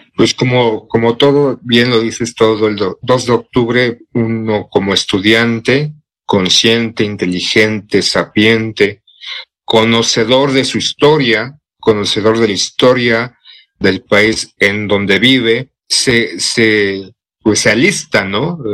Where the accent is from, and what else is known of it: Mexico